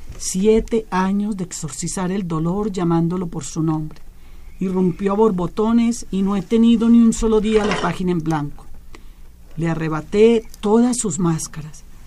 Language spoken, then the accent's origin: Spanish; Colombia; also born or lived in Chile; now in Mexico; yo soy de origen colombiano, también soy mexicana, muchas gracias a, esta tierra que me ha acogido